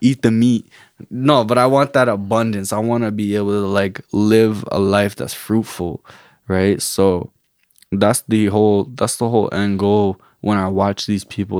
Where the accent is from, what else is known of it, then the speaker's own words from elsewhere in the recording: Canada; also born or lived in Guatemala; born and raised in Canada. My parents are immigrants from, um, Guatemala, refugees, actually